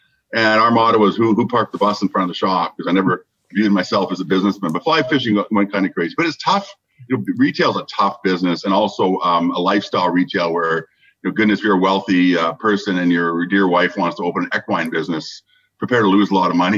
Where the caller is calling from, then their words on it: Surrey, British Columbia, Canada; I'm joining us from the eastern suburbs of Vancouver, Surrey, British Columbia.